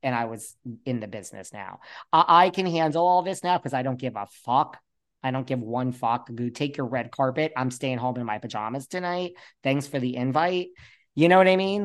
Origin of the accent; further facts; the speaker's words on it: New York, United States; I'm from New York.